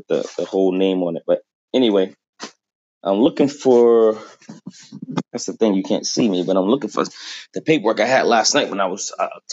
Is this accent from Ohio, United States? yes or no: no; Boston, Massachusetts, United States; now in Quincy, United States; from Boston. I live in Quincy now